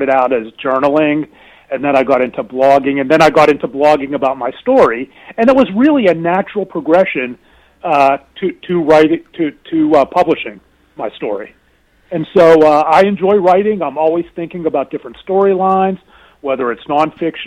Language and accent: English; Pittsburgh, Pennsylvania, United States; growing up in Pittsburgh